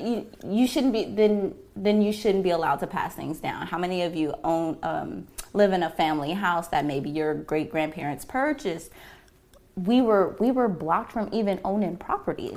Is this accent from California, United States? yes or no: yes; Los Angeles, California, United States; I was born here in Los Angeles, California. I was raised in the Valley.